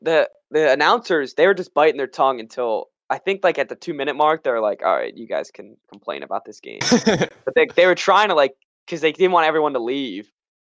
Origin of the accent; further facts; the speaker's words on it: Maryland, United States; we're from Washington. Or from Maryland.